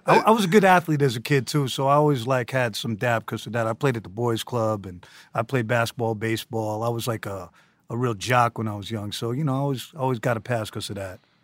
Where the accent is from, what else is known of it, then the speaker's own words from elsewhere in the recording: New York City, New York, United States; also born or lived in San Francisco, California; I moved here when I was two, and I grew up on the Lower East Side of Manhattan